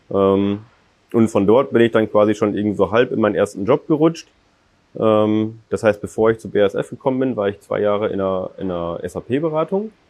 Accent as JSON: {"language": "German", "region": "North Rhine-Westphalia", "country": "Germany", "tie": "born or raised there", "said": "Ich selber komme hier aus der Region, ich bin in Techte aufgewachsen, bin dann, wie gesagt, zum Studium nach, nach Münster bzw. Steinfurt"}